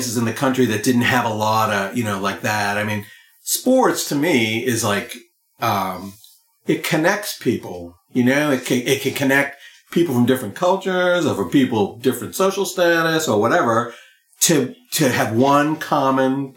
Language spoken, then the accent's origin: English; Boston, Massachusetts, United States; when I was a kid growing up in the Boston area